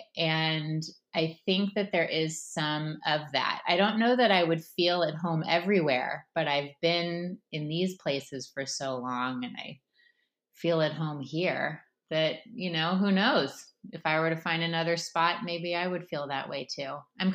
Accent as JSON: {"language": "English", "town": "Palos Verdes", "region": "California", "country": "United States", "also_born_or_lived": "Berkeley", "moved": "yes", "lives_now": "San Francisco, United States", "said": "originally, I'm from a town called Palos Verdes in LA, and my parents still live there"}